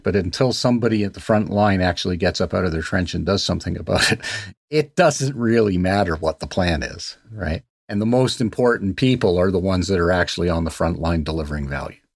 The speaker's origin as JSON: {"language": "English", "country": "Canada", "said": "I'm a Canadian"}